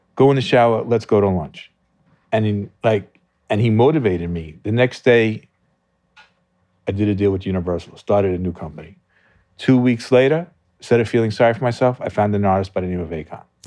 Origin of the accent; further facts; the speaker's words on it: Merrick, New York, United States; I grew up in Long Island